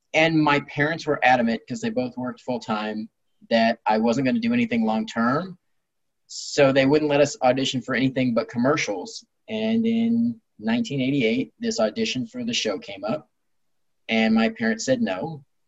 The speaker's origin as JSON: {"language": "English", "town": "Long Beach", "region": "California", "country": "United States", "tie": "born or raised there", "said": "I was born in Long Beach, California, and I've lived here most of my life"}